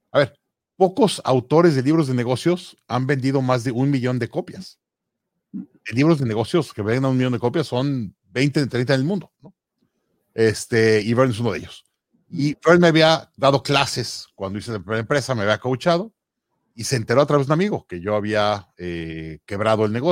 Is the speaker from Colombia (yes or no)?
no; Mexico City, Mexico; moved away as an adult; also born or lived in Monterrey, Mexico / London, United Kingdom / Hong Kong / Boston, United States; now in Toronto, Canada; nací en Monterrey, crecí en la Ciudad de México y luego viví en Londres un año trabajando en el mercado de seguros de Londres y luego estuve dos años en Hong Kong, trabajando en el consulado, luego regresé a México, luego de ahí me fui a Boston